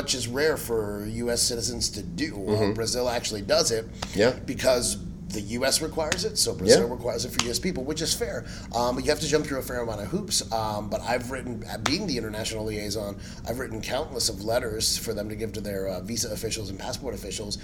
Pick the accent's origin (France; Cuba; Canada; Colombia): Cuba; first language Spanish; English is a second language; my first language is Spanish. I learned English from Sesame Street. Now, granted, I'm Cuban, so my Spanish is pretty terrible because, you know, sorry, but I can say this as a Cuban